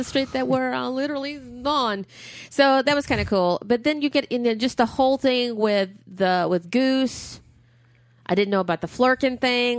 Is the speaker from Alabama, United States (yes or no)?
yes; Huntsville, Alabama, United States; my hometown is cheering. Huntsville, Alabama